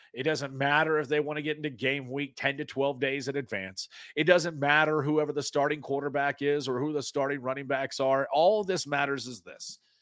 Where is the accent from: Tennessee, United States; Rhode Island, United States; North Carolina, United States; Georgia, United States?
Tennessee, United States; East; also born or lived in Knoxville; I was born and raised in East Tennessee